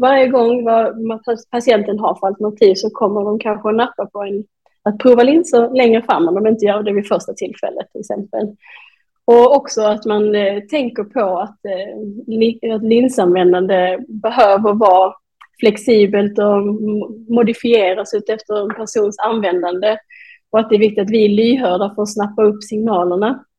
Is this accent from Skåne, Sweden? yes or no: yes; Malmö, Skåne, Sweden; moved away as an adult; also born or lived in Denmark / Norway; då har jag flyttat tillbaka till Malmö där jag kommer ifrån